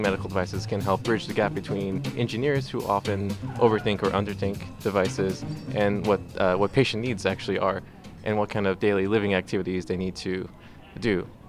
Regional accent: California, United States; also born or lived in Iran; I had a car accident when I was 3 years old in Iran, even though I was born here in California. And coming back here to California for my rehabilitation and treatment, I basically grew up in hospitals

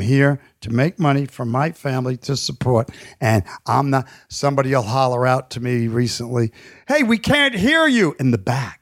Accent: New York City, New York, United States; growing up in New York

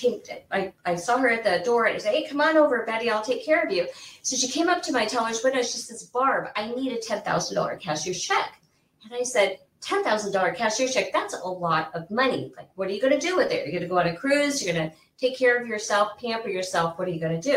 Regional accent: Central Illinois, United States; moved away as an adult; now in Arizona, United States; I actually grew up in the Midwest. I grew up in Illinois, Central Illinois. And my parents were military

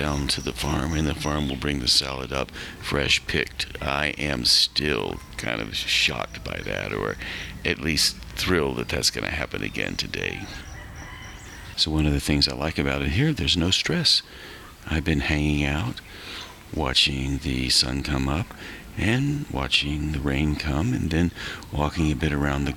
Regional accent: Western North Carolina, United States; my own years growing up in Western North Carolina

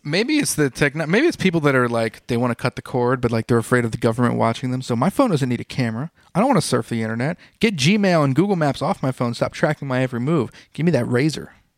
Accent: United States; I'm an American, but stereotype American

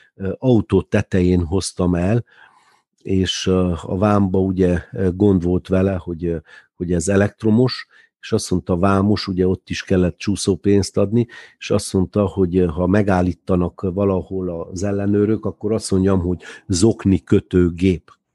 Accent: Târgu Mureș, Mureș County, Romania; a Tudor negyedben, ahol mi is felnőttünk

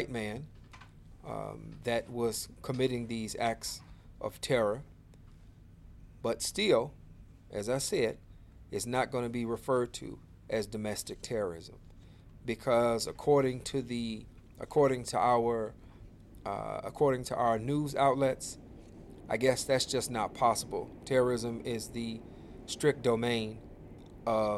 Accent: Chicago, Illinois, United States; I'm from the Inglewood community, went to the Auburn Gresham community, but basically I'm from the south side of Chicago

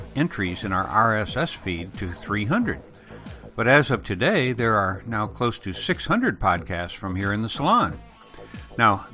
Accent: Elgin, Illinois, United States; moved away; I grew up on the outskirts of Chicago in the small town of Elgin

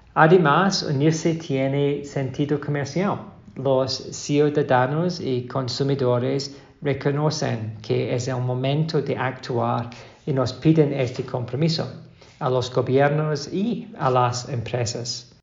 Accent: Glasgow, Scotland, United Kingdom; moved away; la COP26 será en mi ciudad natal, Glasgow

